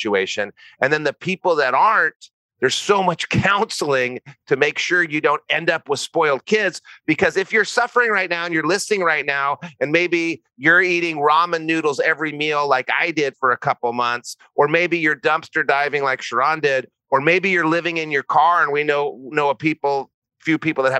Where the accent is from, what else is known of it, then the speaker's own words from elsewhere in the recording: New Mexico, United States; moved away; also born or lived in Santa Barbara; I'm from New Mexico